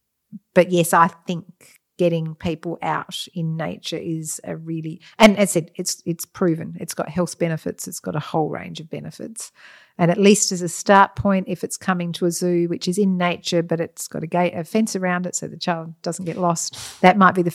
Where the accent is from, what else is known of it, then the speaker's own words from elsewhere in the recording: Athelstan, Victoria, Australia; I mean, I was lucky, we grew up in Athelstan, we had Black Hill behind us.